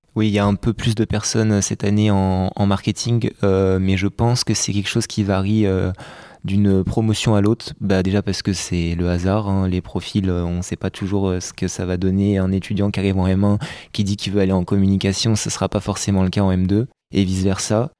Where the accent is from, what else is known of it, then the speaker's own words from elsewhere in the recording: Rennes, Brittany, France; moved away as an adult; now in Bordeaux, France; je suis de Rennes